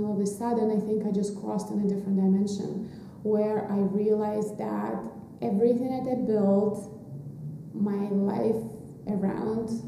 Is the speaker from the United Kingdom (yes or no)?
no; Russia; moved away as an adult; also born or lived in New York; now in Oaxaca, Mexico; So I was born in Russia. That's where I grew up. And right after college, I moved to New York.